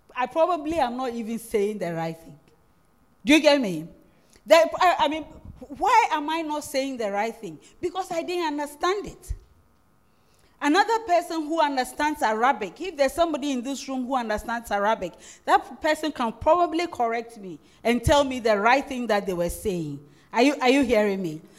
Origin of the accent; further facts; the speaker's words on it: Winneba, Central Region, Ghana; English is a second language; I'm originally a Futu. I come from Winneba